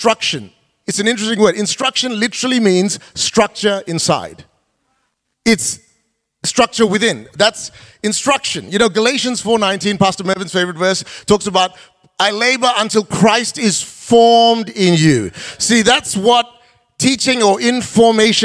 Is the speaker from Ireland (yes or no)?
no; Perth, Western Australia, Australia; moved away as an adult; also born or lived in Malaysia; as a single guy growing up in Perth, before I went to Malaysia to start Kingdom City